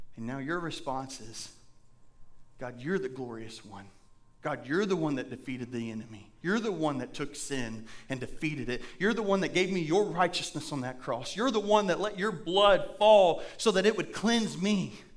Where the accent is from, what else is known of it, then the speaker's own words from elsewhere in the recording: Indiana, United States; now in Blackfoot, United States; I'm from Indiana and we have caves up there